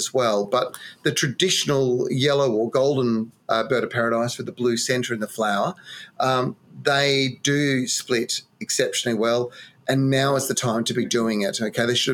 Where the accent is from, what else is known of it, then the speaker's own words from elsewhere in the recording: Western Australia, Australia; moved away; my home state